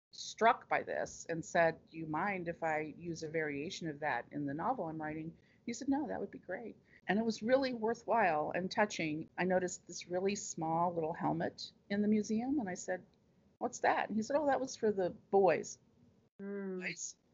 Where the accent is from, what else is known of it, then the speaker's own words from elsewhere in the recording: Ohio, United States; And even though I grew up in Ohio, every trip that we took out of Ohio was my parents would call it, we're going home.